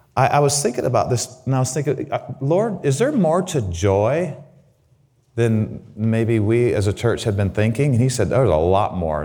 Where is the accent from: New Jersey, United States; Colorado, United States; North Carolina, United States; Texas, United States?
Colorado, United States; Grand Junction; also born or lived in Waukegan, Illinois / Southern California; my mom, by the unconscious leading of the Holy Spirit, decided to move to Grand Junction, Colorado